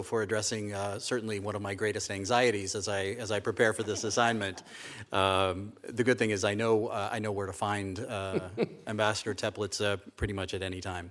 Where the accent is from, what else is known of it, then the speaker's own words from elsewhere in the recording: Custer County, Colorado, United States; moved away as an adult; I was raised in the shadow of the great San, Sangretti Cristo Range of the Southern Rockies